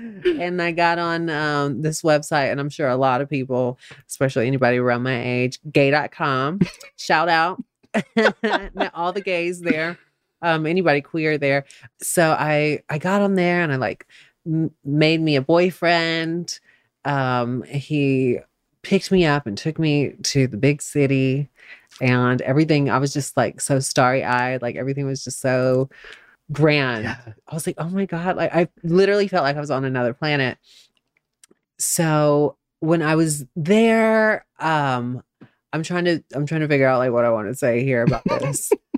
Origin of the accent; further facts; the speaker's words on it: Albany, Georgia, United States; also born or lived in Atlanta, Georgia; I was born in Albany, Georgia. Mm-hmm. Hometown of Paula Deen and Ray Charles.